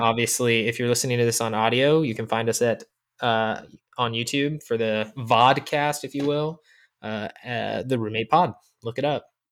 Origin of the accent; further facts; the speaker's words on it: Orlando, Florida, United States; I grew up in Orlando with a very core group of friends, Orlando, Florida.